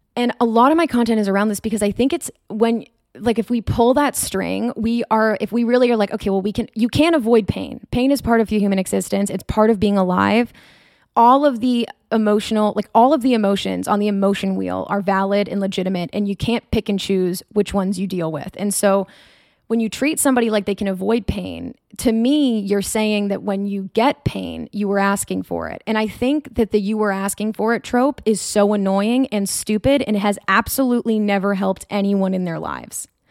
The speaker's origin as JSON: {"language": "English", "region": "North Shore of Massachusetts", "country": "United States", "tie": "born or raised there", "also_born_or_lived": "Rhode Island / New Hampshire", "said": "I grew up in the North Shore of Massachusetts"}